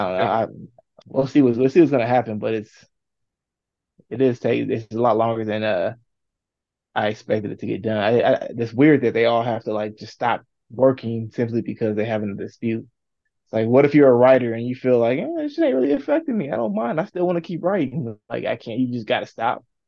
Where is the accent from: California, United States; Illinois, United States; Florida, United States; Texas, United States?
California, United States; now in Indiana, United States; I grew up in California. have to live out here in Indiana